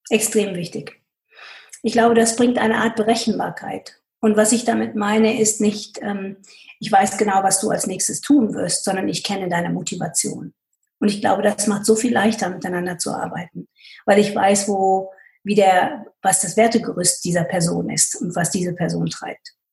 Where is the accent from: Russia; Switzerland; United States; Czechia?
United States; German is a second language; moved away as an adult; now in Germany; Und ich komme aus, dem, aus, aus den USA wo es eine Autorisierung von Interviews überhaupt nicht gibt. Man muss zu dem, was man gesagt hat, stehen. Und als ich nach Deutschland gekommen bin